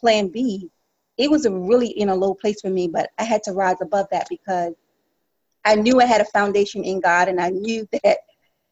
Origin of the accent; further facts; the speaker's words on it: South Carolina, United States; now in New York City, United States; I am from South Carolina originally, from a rural farm